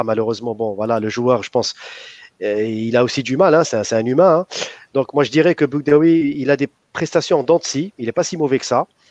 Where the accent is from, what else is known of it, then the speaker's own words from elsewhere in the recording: Algeria; En tant qu'Algérien